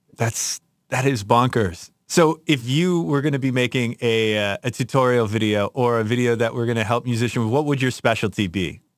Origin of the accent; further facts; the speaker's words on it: Chicago, Illinois, United States; I grew up in Chicago